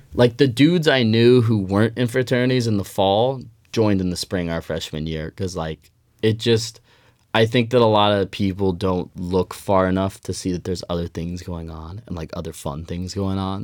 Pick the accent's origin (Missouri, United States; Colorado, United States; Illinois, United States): Colorado, United States; Denver; moved away as an adult; now in Eugene, United States; I'm from Denver, Colorado originally